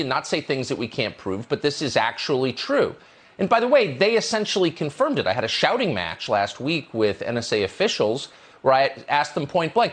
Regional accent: United States; I'm a 52 year old American citizen

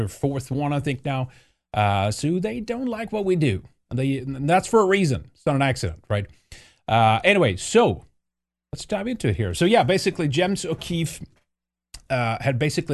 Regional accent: Sweden; moved away; growing up in Sweden.

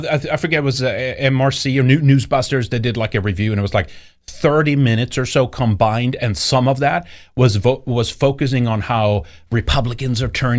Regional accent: Ohio, United States; Anyway, I grew up on in Ohio as a kid, and he was a politician.

